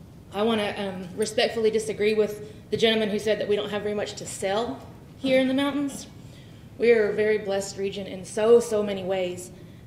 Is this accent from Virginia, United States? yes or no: yes; Wise County, Virginia, United States; I grew up in Wise County, just over the mountain, where Red Onion and Wallens Ridge prisons are.